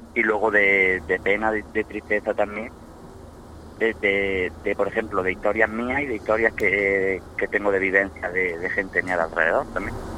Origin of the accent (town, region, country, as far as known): Jaén, Andalusia, Spain